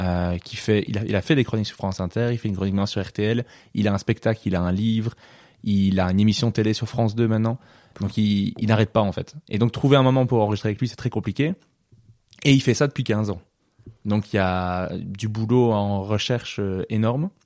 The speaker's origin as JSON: {"language": "French", "region": "Wallonia", "country": "Belgium", "said": "je suis pas de Bruxelles"}